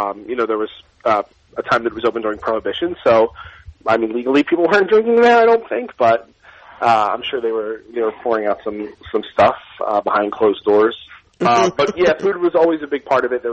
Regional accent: Philadelphia, Pennsylvania, United States; I grew up in South Philly

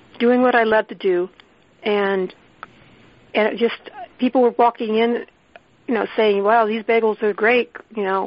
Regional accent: San Francisco, California, United States; growing up in San Francisco, we lived near a bakery

